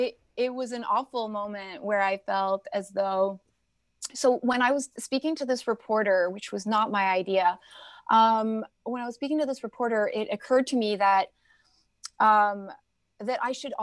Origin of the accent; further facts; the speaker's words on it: Toronto, Ontario, Canada; now in United States; I came from Toronto, so I'm Canadian and American, and I came after 9/11.